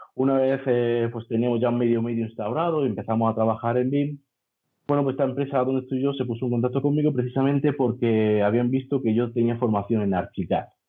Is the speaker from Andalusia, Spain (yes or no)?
yes; Granada, Andalusia, Spain; de Granada, ingeniero de edificación